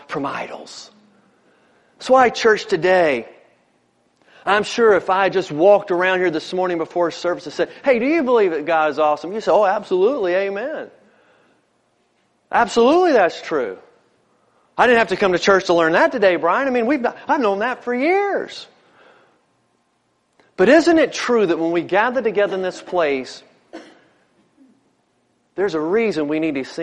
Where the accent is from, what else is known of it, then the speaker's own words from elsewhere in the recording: Newport News, Virginia, United States; growing up in Newport News